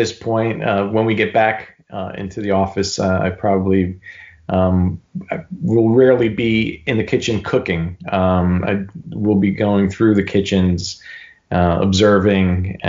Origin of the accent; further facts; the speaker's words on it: New York City, New York, United States; I was a cook from New York City and I was here